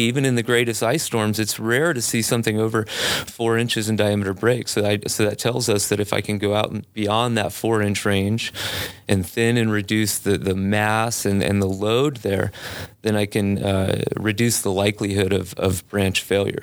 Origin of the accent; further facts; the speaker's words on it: Biloxi, Mississippi, United States; moved away as an adult; also born or lived in Colorado; I grew up in Biloxi, Mississippi.